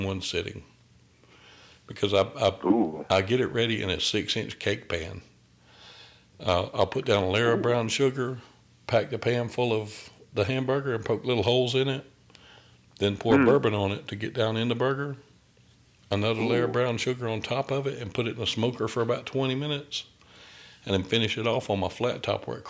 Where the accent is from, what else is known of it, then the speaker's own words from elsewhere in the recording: outside of Augusta, Georgia, United States; now in Fayetteville, United States; I'm from outside of Augusta. That's where I'm from, but I'm in Fayetteville, just south of Atlanta now